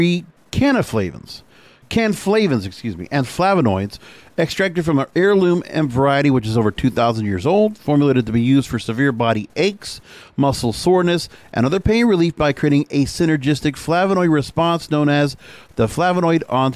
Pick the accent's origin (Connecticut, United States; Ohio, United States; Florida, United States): Florida, United States; moved away; 45 minutes from where my hometown was in Belgrade